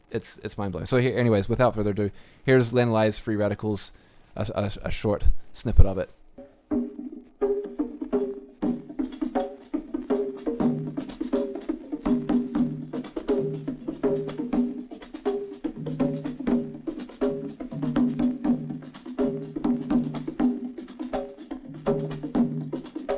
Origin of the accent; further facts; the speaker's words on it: New Zealand; moved away; also born or lived in Christchurch, New Zealand / Canada; growing up in New Zealand